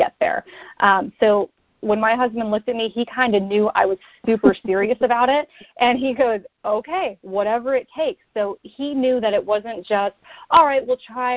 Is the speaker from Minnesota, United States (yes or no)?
no; Wisconsin, United States; moved away as an adult; also born or lived in New Jersey / New York City / North Carolina; now in Florida, United States; I'm not originally from Florida. I'm originally from Wisconsin